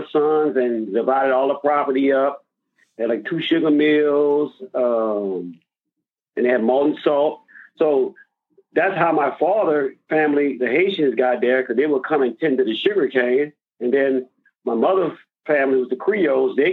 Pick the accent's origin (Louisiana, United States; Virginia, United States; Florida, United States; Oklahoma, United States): Louisiana, United States; Glencoe; also born or lived in New Iberia, Louisiana; We moved from Glencoe to New Iberia, where the plantation was. Then we moved back to Glencoe on the peninsula. So he can go work at Malton Salt